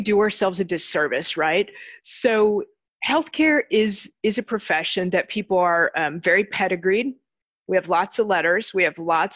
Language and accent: English; Chicago, Illinois, United States; moved away as an adult; I grew up in Chicago